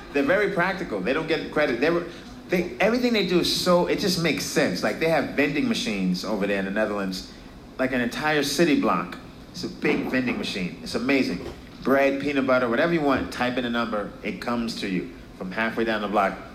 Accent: New York City, New York, United States; I'm from Brooklyn.

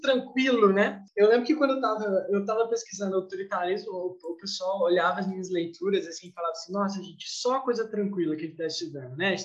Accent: Brazil; nós brasileiros

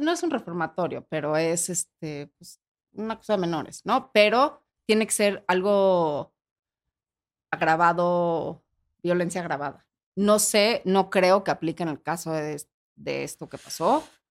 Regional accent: Mexico; como mexicanos

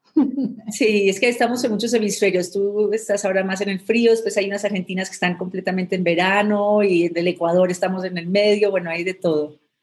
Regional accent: Colombia; now in Mexico City, Mexico; soy originalmente colombiana

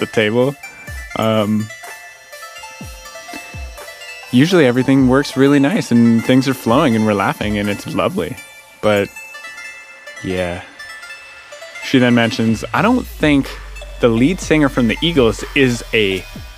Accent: Canada; in Canadian culture, we don't say the word cunt

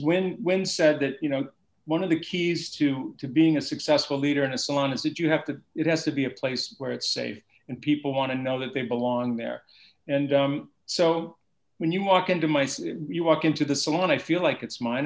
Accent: Oberlin, Ohio, United States; moved away as an adult; also born or lived in Columbus, Ohio; now in New York City, United States; I was from Cleveland, right outside of Cleveland. This college town called Oberlin

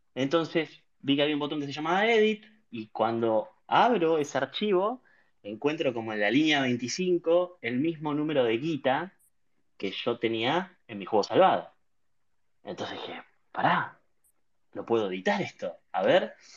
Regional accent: Pacheco / Bella Vista area, Buenos Aires Province, Argentina; also born or lived in La Plata; Yo nací en La Plata. Ah, al año, dos años, mis viejos se mudaron para Pacheco. Me crié en Pacheco hasta los 10 años

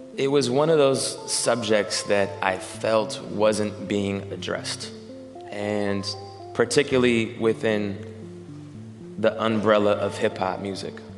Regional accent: Seattle, Washington, United States; growing up in Capitol Hill

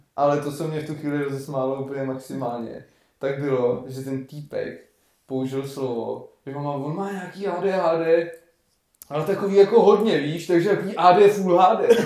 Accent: Varnsdorf, Ústí nad Labem Region, Czechia; jsme z Maďáku

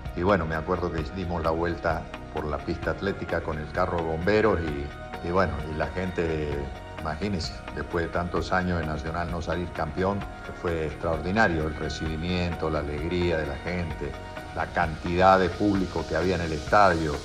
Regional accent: Colonia Caroya, Córdoba, Argentina; moved away as an adult; also born or lived in Colombia; Nací en Colonia Carolla, un pueblo de República Argentina, de Córdoba, en la República Argentina, el 18 de septiembre de 1946

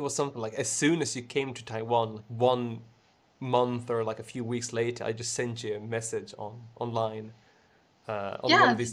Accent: Sweden; English is a second language; I'm the one from Sweden

